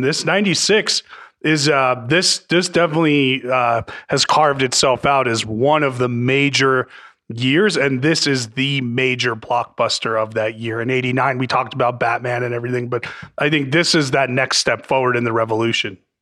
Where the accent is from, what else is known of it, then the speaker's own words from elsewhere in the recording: New Jersey, United States; I grew up in North Jersey